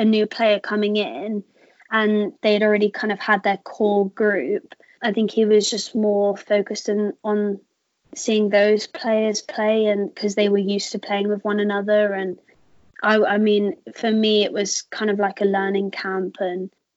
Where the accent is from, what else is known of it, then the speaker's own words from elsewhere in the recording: Somerset, South West England, United Kingdom; also born or lived in South Africa; you said I was like born and bred in Somerset, but in fact, I was born in South Africa and I lived there till I was about 4 years old before we moved here to England